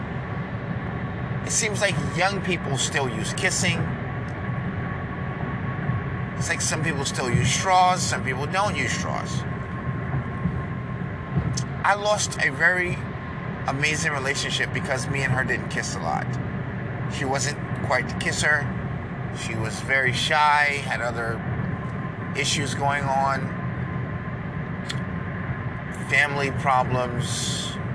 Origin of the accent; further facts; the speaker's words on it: New York, United States; I'm a conservative from New York